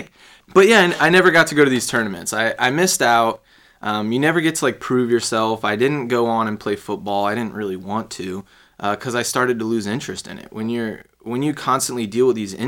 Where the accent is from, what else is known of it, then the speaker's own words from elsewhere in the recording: Fuquay-Varina, North Carolina, United States; also born or lived in Raleigh, North Carolina / Chicago / Charlotte, North Carolina; now in St. Petersburg, United States; I mainly grew up in a town called Fuquay Varina